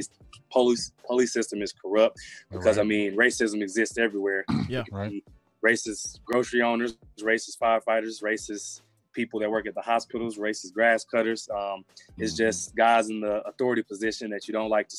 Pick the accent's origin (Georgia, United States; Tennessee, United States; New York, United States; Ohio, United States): Tennessee, United States; Memphis; I grew up in Memphis